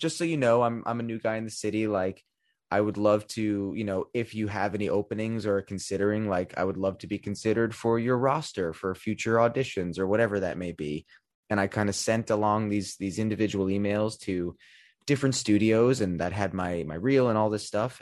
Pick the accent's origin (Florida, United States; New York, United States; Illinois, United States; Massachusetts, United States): New York, United States; growing up in New York